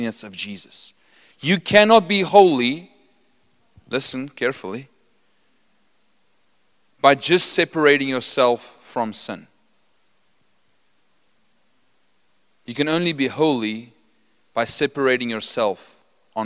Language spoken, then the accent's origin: English; Potchefstroom, North West, South Africa; I'm from Potchefstroom. I'm an original Potchie. Okay, I didn't just study there.